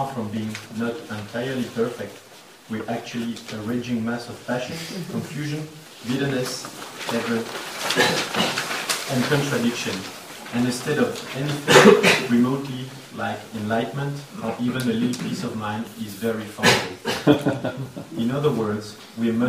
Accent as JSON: {"language": "English", "country": "France", "accent": "French", "second_language": "English", "said": "my French accent"}